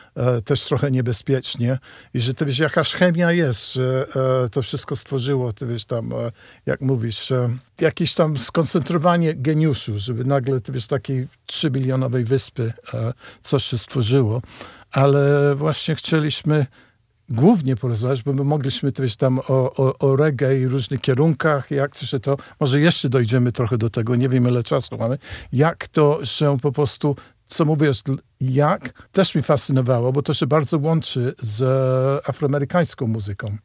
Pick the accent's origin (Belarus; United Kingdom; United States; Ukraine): United Kingdom; Polish is a second language; moved away; ja z Wielkiej Brytanii, gdzie ja się trochę wychowałem na muzyce soul i reggae